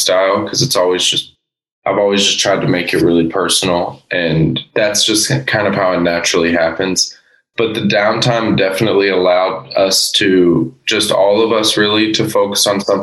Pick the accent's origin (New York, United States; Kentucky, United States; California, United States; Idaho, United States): Kentucky, United States; Oldham County; also born or lived in Louisville; we're from Louisville, but we're all from Oldham County